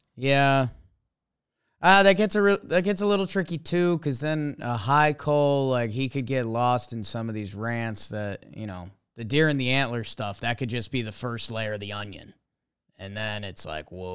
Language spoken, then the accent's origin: English; Connecticut, United States; I grew up in Connecticut